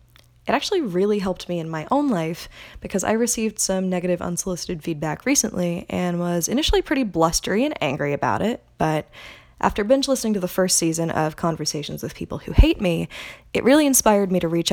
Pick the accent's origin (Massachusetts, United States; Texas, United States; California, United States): California, United States; Aliso Viejo; my hometown of Aliso Viejo, California